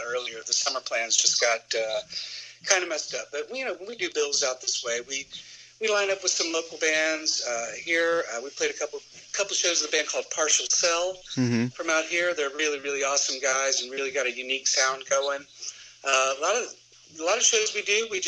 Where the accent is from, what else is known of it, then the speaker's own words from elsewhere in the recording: southwestern Ohio, United States; also born or lived in northern Kentucky / Athens, Ohio; I grew up in Ohio, southwestern Ohio, northern Kentucky